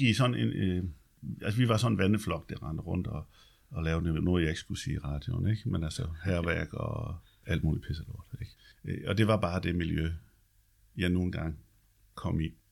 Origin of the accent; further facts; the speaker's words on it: Løjt Land, Southern Denmark, Denmark; moved away; der hvor jeg kommer fra, det er Løjtland